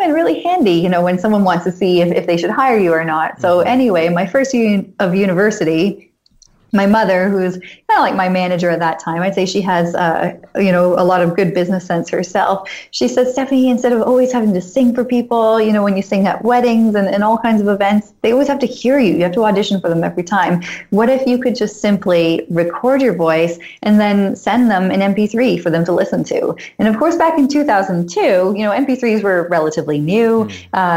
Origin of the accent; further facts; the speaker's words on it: London, Ontario, Canada; I'm currently in Canada and I was born here in London, Ontario